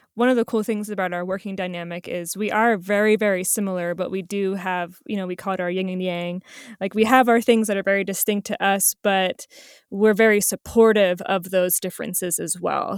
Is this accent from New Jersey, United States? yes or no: yes; New Jersey, United States; moved away; I'm originally from New Jersey